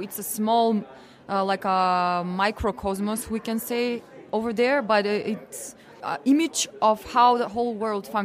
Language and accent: English; North Macedonia; from Macedonia